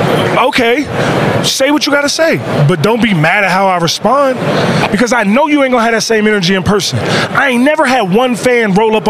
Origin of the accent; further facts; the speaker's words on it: Pioneer City, Maryland, United States; Where I'm from, G-shit, let's keep it real. I'm from Pioneer City.